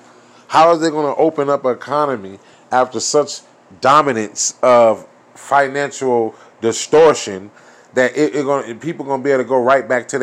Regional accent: United States; we as a American people

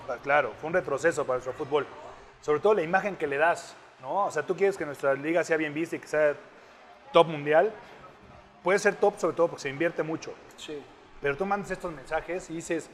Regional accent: Mexico; siendo mexicano

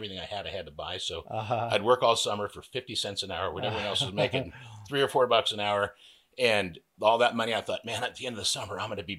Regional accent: Napa Valley, California, United States; moved away as an adult; also born or lived in Bay Area, California; now in Bonner County, Idaho, United States; I'm originally from Napa Valley.

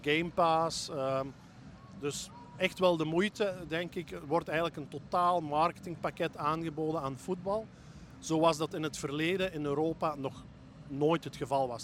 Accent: Belgium; we als Belgen

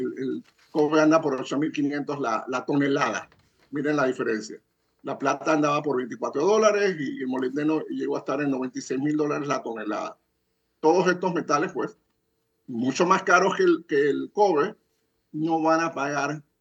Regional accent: Zambia; En África, en mi país de Zambia, donde First Quantum Minerals tiene dos minas

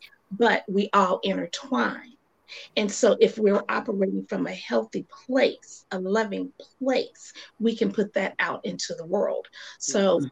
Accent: Tallahassee, Florida, United States; I'm from Tallahassee, Florida

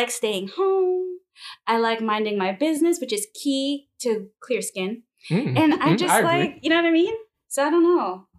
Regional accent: New York City, New York, United States; also born or lived in New Jersey; I'm not going to give you my whole government name, but born and raised in New York City, so I hail from Queens.

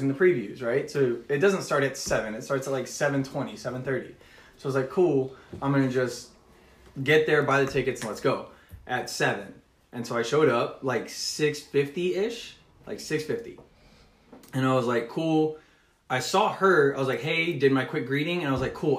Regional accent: Texas, United States; also born or lived in Orlando, Florida; I'm from Texas

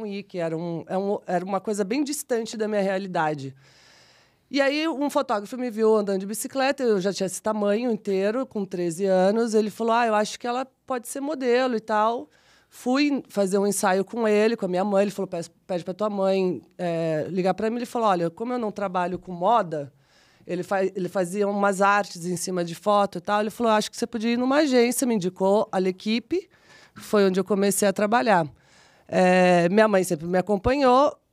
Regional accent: São Paulo, Brazil; eu venho de uma família simples, né? Da periferia de São Paulo. Nasci no Jardim Selma

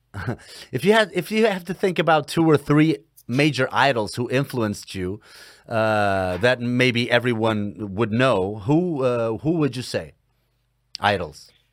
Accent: Portugal; I'm from Portugal

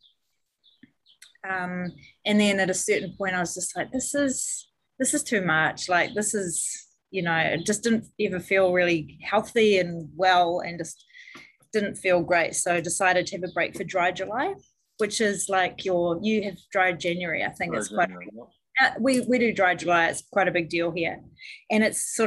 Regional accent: New Zealand; I grew up in New Zealand. I live in New Zealand, and it's a really boozy country here.

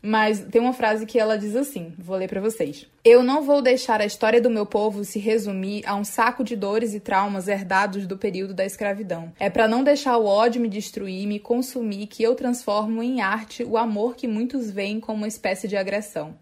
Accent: Northeast Brazil, Brazil; a gente reafirma enquanto nordestinas

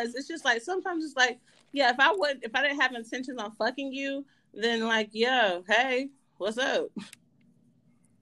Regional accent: South Carolina, United States; I'm from South Carolina

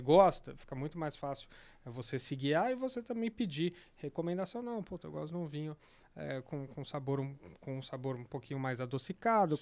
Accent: São Paulo, Brazil; sou daqui de São Paulo

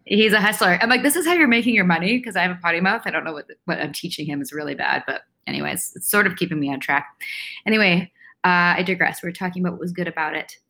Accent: Vancouver, British Columbia, Canada; I grew up in Vancouver, um, born and raised here

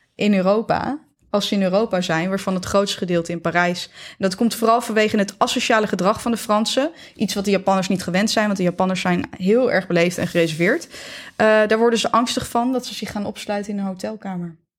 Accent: Netherlands; wij als Nederlanders

